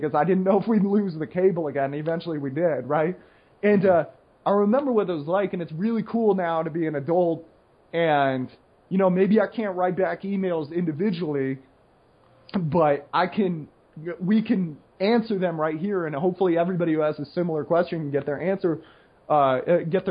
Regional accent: United States; I'm the American

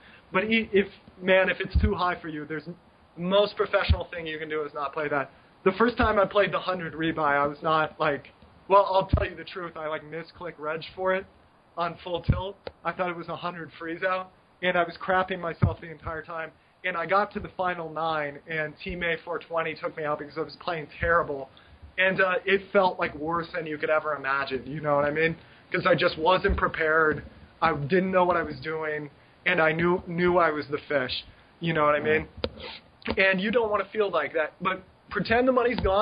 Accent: United States; moved away; I'm an American

